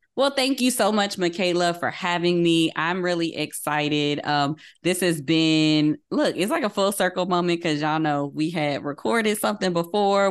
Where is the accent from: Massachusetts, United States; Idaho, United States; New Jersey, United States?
New Jersey, United States; Paterson; Growing up in the Baptist church in Patterson, New Jersey, I was a young child